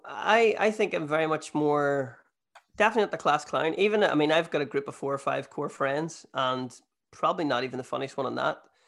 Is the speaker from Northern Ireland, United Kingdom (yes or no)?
yes; Northern Ireland, United Kingdom; also born or lived in Australia / New Zealand; I'm Irish